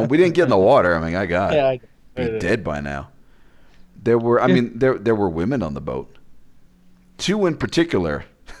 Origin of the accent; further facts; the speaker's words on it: Las Vegas, Nevada, United States; Hey, I'm from Vegas.